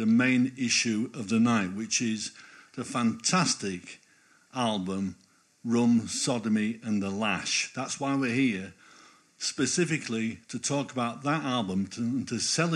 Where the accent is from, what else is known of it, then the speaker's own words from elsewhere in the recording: Normanton, Yorkshire and the Humber, United Kingdom; now in Harrogate, United Kingdom; I'm from Normanton